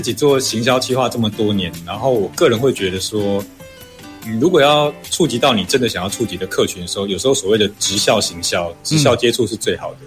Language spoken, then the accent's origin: Chinese; Xinzhuang, New Taipei, Taiwan; 你是哪里人啊？然后、嗯、呃，那你们家乡有什么啊？嗯哼，我说哦。新新庄